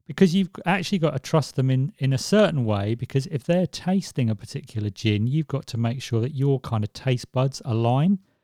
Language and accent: English; Swansea, Wales, United Kingdom; where I was born in Swansea